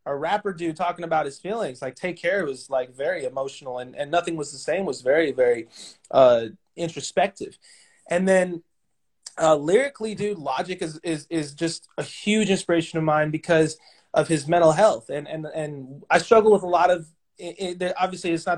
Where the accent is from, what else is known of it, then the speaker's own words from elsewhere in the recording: Los Angeles, California, United States; now in Portland, United States; I'm from Los Angeles, California. Mm-hmm. I reside in Portland, Oregon, but I grew up in L.A.